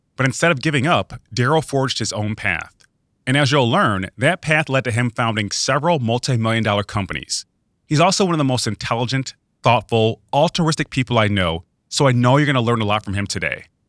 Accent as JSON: {"language": "English", "town": "Webster", "region": "New York", "country": "United States", "tie": "born or raised there", "said": "I grew up in Webster, New York, which is a suburb of Rochester, New York."}